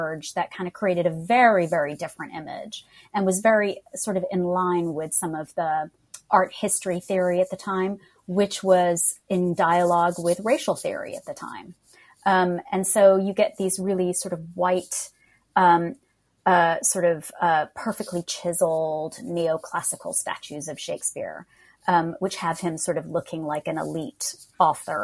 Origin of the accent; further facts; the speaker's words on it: Harris County, Texas, United States; accent: American; moved away as an adult; also born or lived in Pakistan; now in London, United Kingdom; from Harris County, Texas, via Pakistan